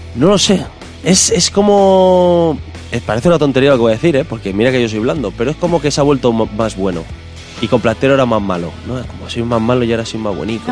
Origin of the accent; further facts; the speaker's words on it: Castile and León, Spain